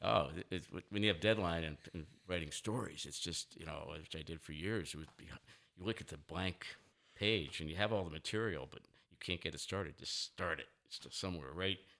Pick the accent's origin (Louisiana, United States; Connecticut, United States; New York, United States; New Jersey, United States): Connecticut, United States; New Haven; moved away; my house I grew up in in New Haven, Connecticut